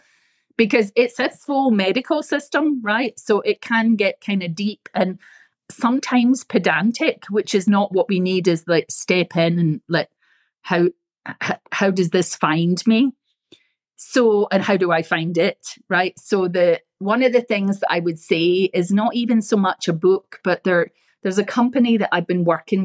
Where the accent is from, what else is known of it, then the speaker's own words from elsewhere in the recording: Scotland, United Kingdom; moved away; I come from Scotland, so we're frugal